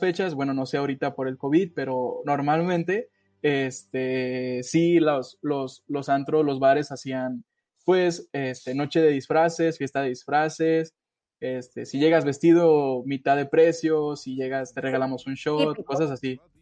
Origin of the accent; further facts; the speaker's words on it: Mexico; aquí en México, aunque estamos tan cerca de pues, lo que es Estados Unidos